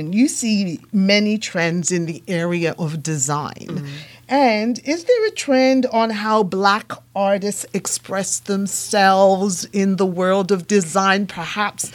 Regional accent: England, United Kingdom; also born or lived in Japan; now in Canada; I live in Canada. And second of all, I was born in England.

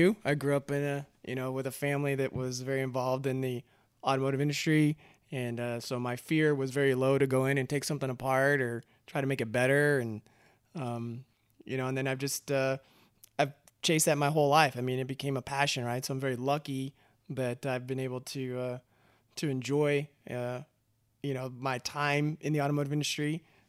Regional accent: Austin, Texas, United States; So originally, I'm just a kid from Texas. I grew up in born in Austin and lived in and around Austin. Grew up there

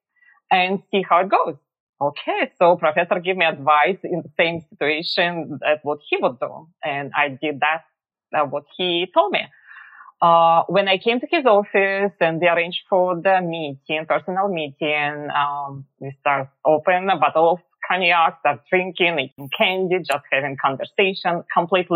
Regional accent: Russia; moved away as an adult; now in Philadelphia, United States; But I was born and raised in Russia. And I moved to America about over 20 years ago

